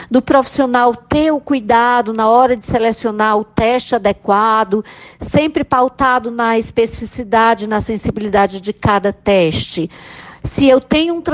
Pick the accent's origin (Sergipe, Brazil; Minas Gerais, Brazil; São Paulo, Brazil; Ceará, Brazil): Ceará, Brazil; Eu sou da Universidade Federal do Rio de Janeiro, mas eu sou nordestina, sou cearense